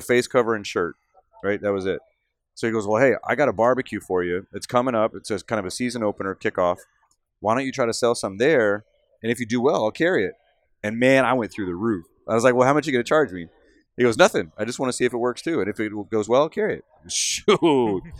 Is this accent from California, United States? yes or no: no; Central Texas, United States; now in Michigan, United States; I'm from Central Texas. For those of you that don't know me, I'm a native Texan that's now living in Michigan